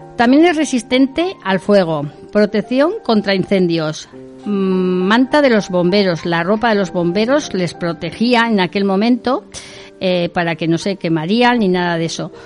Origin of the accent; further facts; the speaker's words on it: Navarre, Spain; nuestro gobierno de Navarra